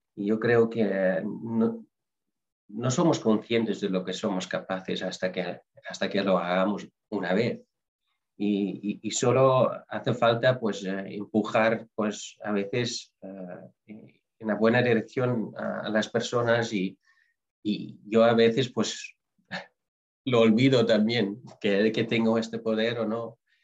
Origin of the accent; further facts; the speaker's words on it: Netherlands; moved away; yo soy holandés